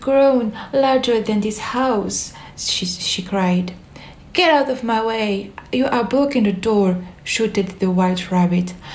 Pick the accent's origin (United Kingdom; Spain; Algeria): Algeria; I am 23 years old and I am from Algeria.